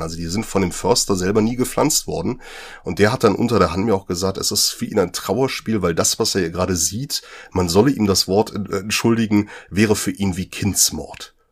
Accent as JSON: {"language": "German", "region": "North Rhine-Westphalia", "country": "Germany", "said": "Ich komme ja oben aus der Kante der Braunkohletagebauten"}